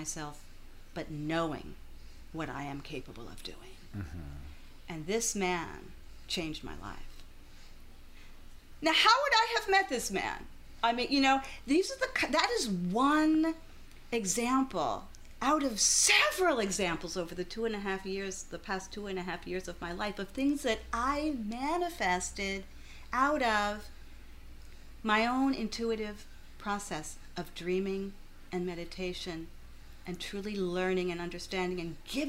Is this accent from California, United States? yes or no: no; Louisville, Kentucky, United States; now in Philadelphia, United States; my hometown, Louisville, Kentucky